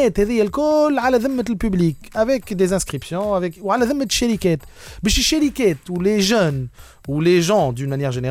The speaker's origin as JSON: {"language": "Arabic", "country": "Tunisia"}